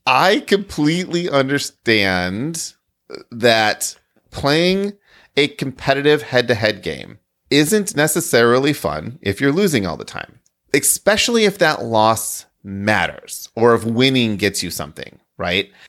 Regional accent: Midwest, United States; I'm from the Midwest

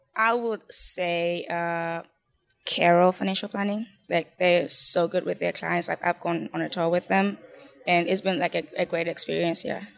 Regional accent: Zimbabwe; moved away as an adult; I'm an international student, and from, like, I'm from Zimbabwe

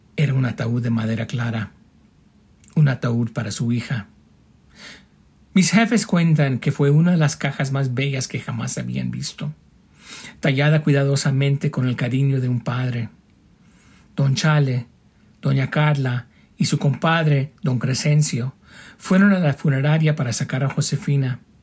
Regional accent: northern California, United States; now in Albuquerque, United States; Originalmente del norte de California, vivo ahora en Albuquerque

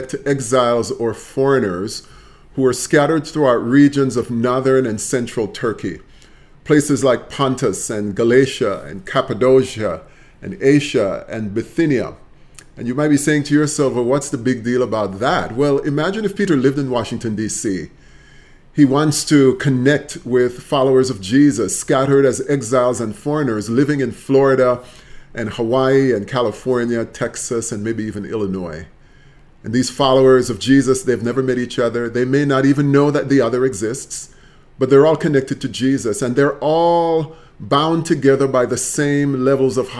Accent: Jamaica; moved away as an adult; now in United States; Jamaica is the land of my birth, where I've lived my teenage years, my childhood years

